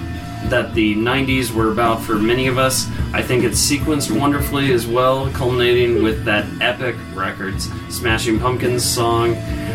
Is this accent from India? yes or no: no; Florida, United States; We're from Florida